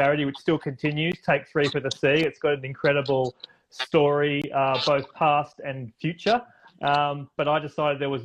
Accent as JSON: {"language": "English", "country": "Australia", "said": "my home country of Australia"}